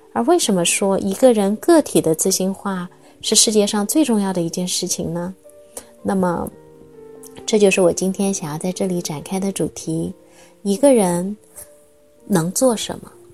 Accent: China; 我是一个中国人

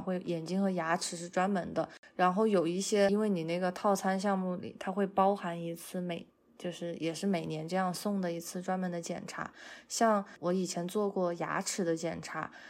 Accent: China; now in United States; 我一般来说我是会从国内带隐形眼镜过来

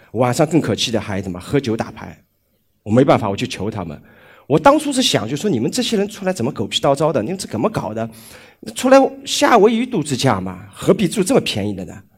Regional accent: Shanghai, China; 我上海人

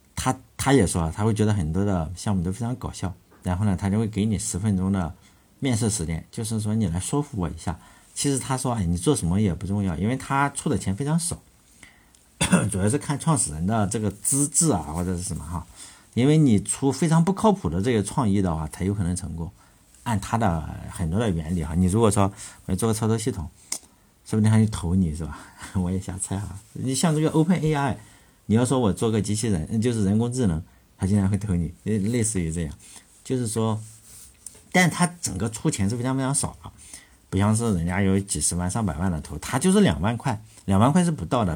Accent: China; 我们中国人

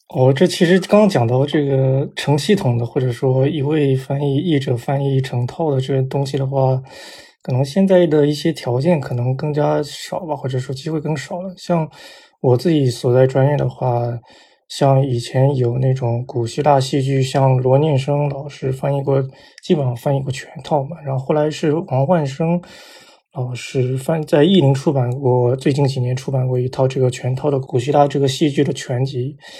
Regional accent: China; moved away as an adult; also born or lived in United States; 我说我是中国来的

